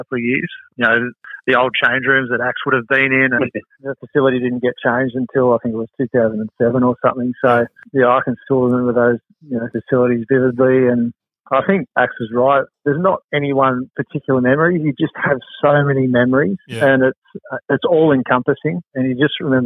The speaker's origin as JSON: {"language": "English", "town": "Albury", "region": "New South Wales", "country": "Australia", "tie": "born or raised there", "said": "I'm still playing at the moment up in my hometown in Albury"}